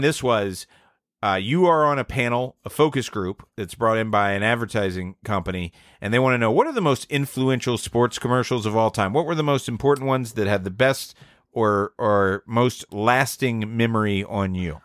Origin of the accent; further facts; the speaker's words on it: Atlanta, Georgia, United States; I'm from Atlanta